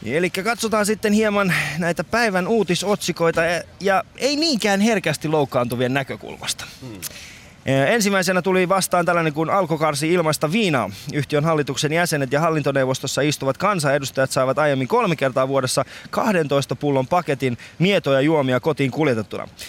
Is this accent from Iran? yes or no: yes; Iran; now in Finland; Mä oon itse alun perin Iranista.